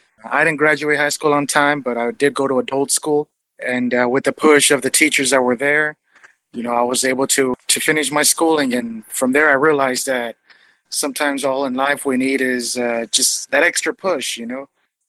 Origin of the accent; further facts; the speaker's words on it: Los Angeles, California, United States; I'm from Los Angeles, California, born and raised, and I've lived here my entire life